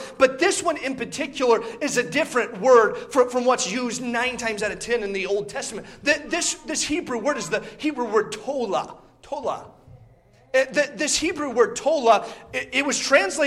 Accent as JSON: {"language": "English", "region": "Indiana", "country": "United States", "tie": "born or raised there", "moved": "yes", "said": "I grew up in Indiana"}